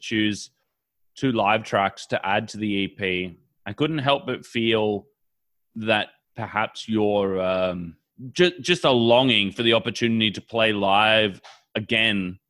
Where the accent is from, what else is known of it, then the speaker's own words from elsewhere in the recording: Sydney, New South Wales, Australia; I'm from Sydney